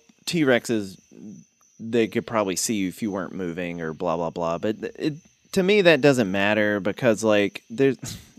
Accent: King, North Carolina, United States; growing up in King

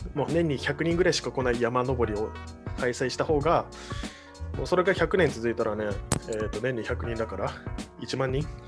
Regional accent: Kagoshima, Japan; moved away; 鹿児島出身

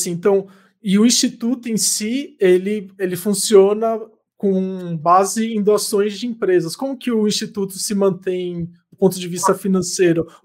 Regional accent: Mogi das Cruzes, São Paulo, Brazil; born there; Eu então, sou nascido de Mogi, é.

